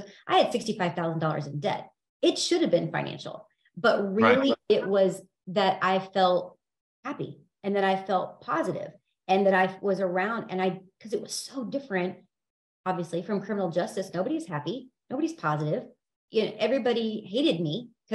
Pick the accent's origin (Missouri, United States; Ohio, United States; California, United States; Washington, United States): Missouri, United States; Independence; I am from Independence, Missouri